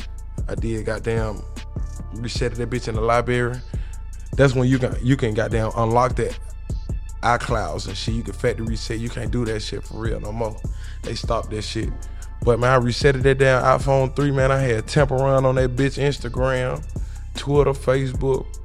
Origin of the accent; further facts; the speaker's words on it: Alabama, United States; now in Atlanta, United States; I'm from Alabama and I moved out here